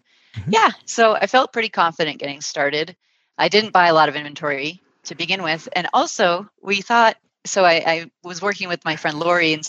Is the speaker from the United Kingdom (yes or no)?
no; Turkey; moved away; I'm from Turkey, and in Turkey, a lot of times when you go to an event outdoors, the caterer would bring blankets or shawls.